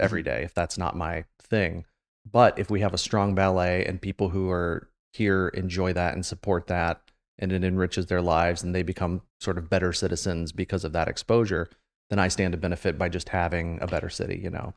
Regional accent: Marysville, Ohio, United States; I grew up in Marysville, so I've been in Central Ohio since I was, like, four years old

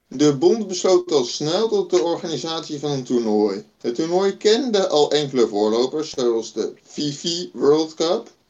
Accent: Netherlands; als Nederlanders

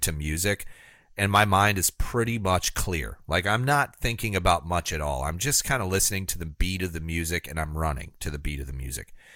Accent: United States; I was born in America as a white man

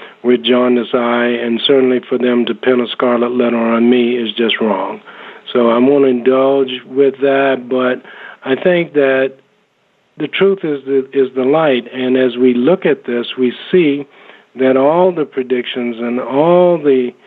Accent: South Carolina, United States; moved away; my home state of South Carolina

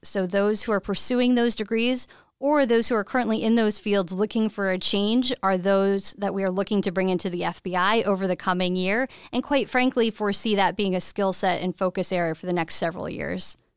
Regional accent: Westchester County, New York, United States; moved away as an adult; also born or lived in Boston; I am from Westchester County, New York, born and raised there

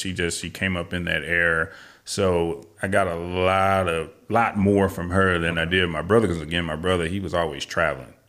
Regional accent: St. Louis, Missouri, United States; moved away as an adult; also born or lived in Colorado / California; now in Texas, United States; Originally, I am from Saint Louis, Missouri, born and raised, uh, back in nineteen sixty-five. And I lived there until I was in my early thirties

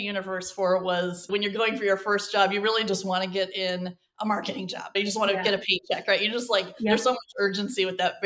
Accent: Cleveland, Ohio, United States; moved away as an adult; also born or lived in Columbus; now in New York, United States; I grew up in Cleveland.

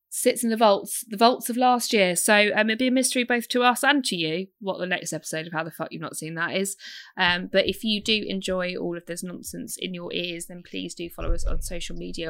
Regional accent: United Kingdom; I'm British.

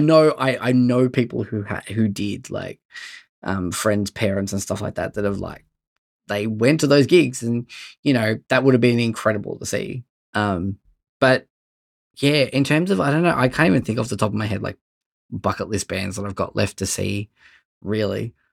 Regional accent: Bendigo, Victoria, Australia; I'm from Bendigo

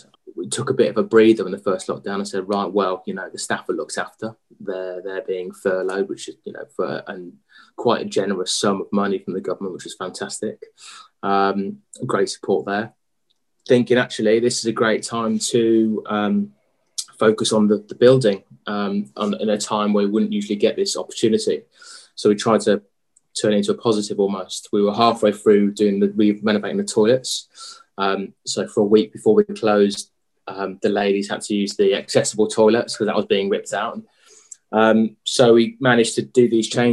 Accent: Lichfield, West Midlands, United Kingdom; also born or lived in Birmingham / London / Australia / Shropshire; Grew up in Lichfield

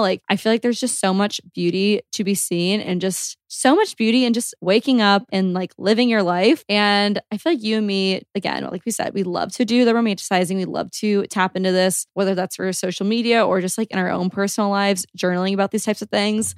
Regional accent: Georgia, United States; I grew up in Georgia.

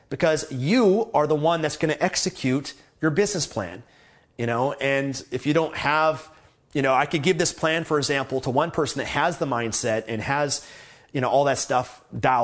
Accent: Canada; I'm from Canada

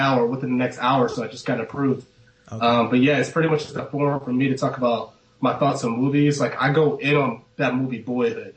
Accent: Ann Arbor, Michigan, United States; I'm from Ann Arbor, Michigan

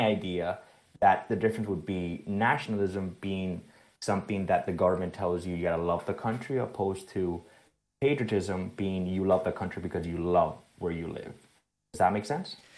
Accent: Spain; now in South Florida, United States; I was raised in Spain.

